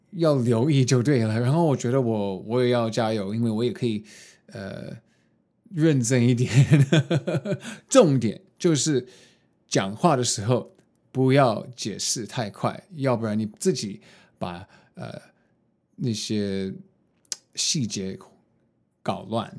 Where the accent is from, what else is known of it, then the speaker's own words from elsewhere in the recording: United States; now in Taiwan; 我没有在，呃，台湾长大，然后受的教育也不是，就是华人的教育，就是在美国，呃，读书